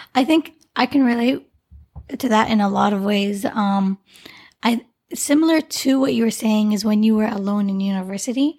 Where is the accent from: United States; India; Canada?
Canada; the name I grew up with in Canada